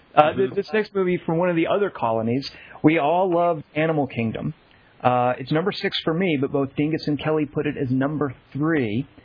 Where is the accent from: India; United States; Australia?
Australia; Oh, that's right. We're all Australian.